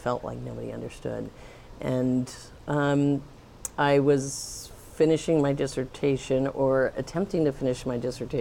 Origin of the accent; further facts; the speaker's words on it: Pennsylvania, United States; now in Tucson, United States; I grew up in Pennsylvania